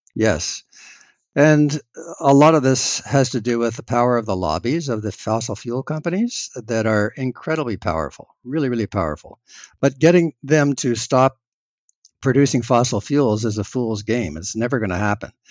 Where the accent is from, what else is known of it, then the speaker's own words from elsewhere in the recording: Canada; as a Canadian